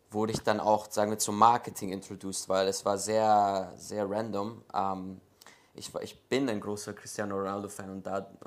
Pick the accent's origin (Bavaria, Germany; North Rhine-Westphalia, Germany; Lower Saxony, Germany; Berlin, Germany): Bavaria, Germany; Munich; born there; Ähm, ja, also ich bin in München geboren.